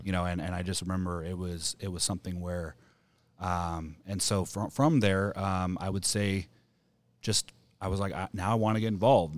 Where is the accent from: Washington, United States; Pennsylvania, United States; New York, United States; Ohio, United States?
Washington, United States; Camas; moved away; growing up in Washington, you know, Camas, Washington